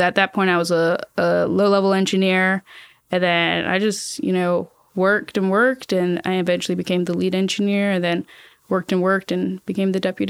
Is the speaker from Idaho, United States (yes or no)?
no; Savannah, Georgia, United States; So I grew up in Savannah, Georgia. Then I went to school at the University of Georgia in Athens.